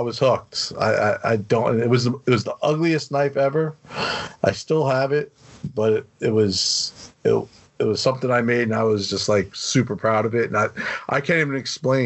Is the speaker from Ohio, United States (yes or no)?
no; New York, United States; also born or lived in Garden Grove, California; I grew up in New York, so I moved back home